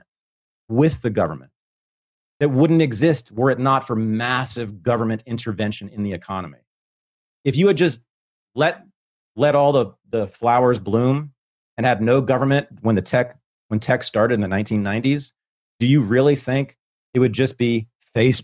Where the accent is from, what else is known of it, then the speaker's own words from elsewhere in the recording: United States; as an American